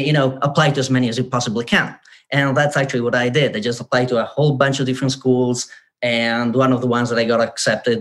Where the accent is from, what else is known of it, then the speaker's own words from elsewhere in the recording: northern Italy, Italy; moved away as an adult; also born or lived in United Kingdom; I'm from like a tiny village in the mountains of northern Italy, like literally 600 people, so tiny place.